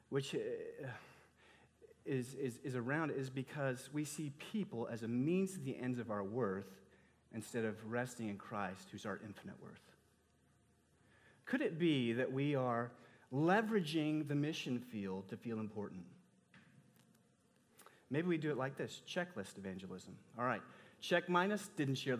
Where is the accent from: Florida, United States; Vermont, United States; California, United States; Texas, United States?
Texas, United States; I grew up in Texas, the Bible Belt